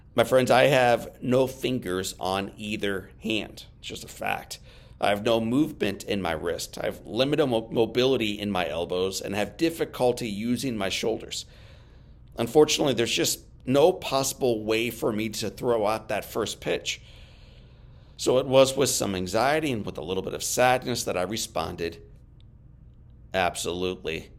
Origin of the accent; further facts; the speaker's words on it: St. Louis, Missouri, United States; my hometown Saint Louis